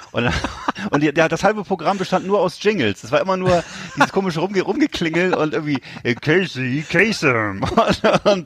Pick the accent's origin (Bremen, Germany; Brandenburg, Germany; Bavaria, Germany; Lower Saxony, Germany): Bremen, Germany; Bremerhaven; bei uns in Bremerhaven